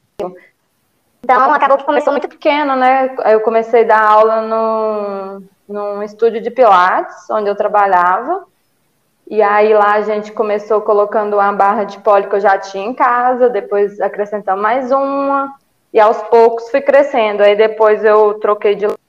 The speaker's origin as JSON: {"language": "Portuguese", "region": "Ceará", "country": "Brazil", "also_born_or_lived": "Belo Horizonte", "moved": "as an adult", "lives_now": "Minas Gerais, Brazil", "said": "sou do Ceará, é, mas moro em Minas há 12 anos, vim para estudar, acabei ficando"}